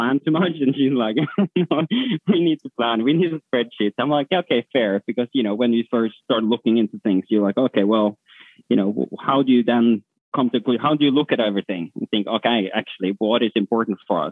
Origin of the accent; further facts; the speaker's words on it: Norway; moved away; also born or lived in London; So I'm from Norway